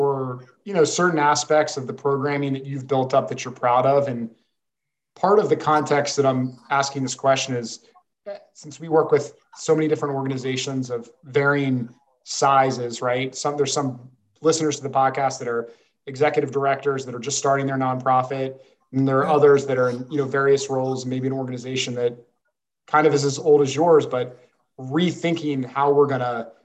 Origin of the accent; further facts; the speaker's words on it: Baltimore County, Maryland, United States; now in Austin, United States; I grew up in the Baltimore County area